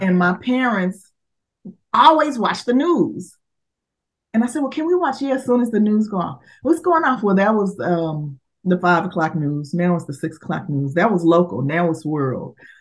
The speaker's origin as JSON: {"language": "English", "town": "Dallas", "region": "Texas", "country": "United States", "tie": "born or raised there", "said": "I am uh, born and raised in Dallas, Texas"}